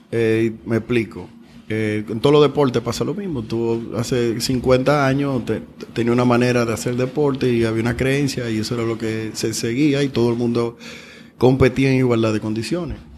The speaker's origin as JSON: {"language": "Spanish", "country": "Dominican Republic", "tie": "born or raised there"}